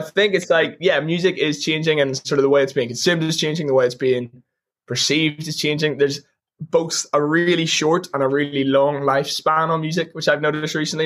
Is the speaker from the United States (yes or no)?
no; Ireland; I'm an Irish artist and all we do is play live